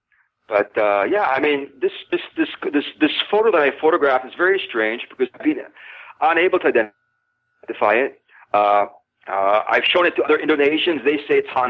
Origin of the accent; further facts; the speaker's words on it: British Columbia, Canada; now in Thailand; I'm from British Columbia